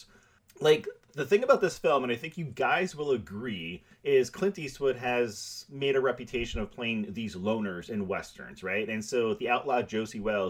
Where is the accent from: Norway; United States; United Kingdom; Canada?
Canada; now in Montreal, Canada; I live in Montreal